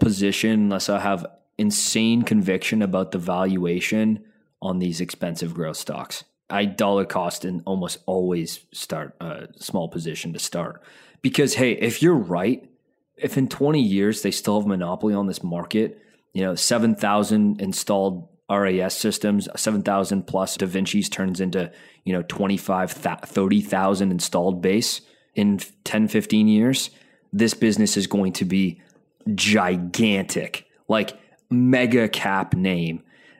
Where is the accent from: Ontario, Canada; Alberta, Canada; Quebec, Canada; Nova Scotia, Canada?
Alberta, Canada; Calgary; I'm from Calgary. Half my family lives in Edmonton.